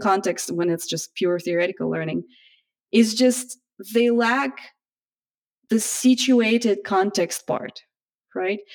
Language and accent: English; Russia; also born or lived in United States; now in Japan; originally I'm from Russia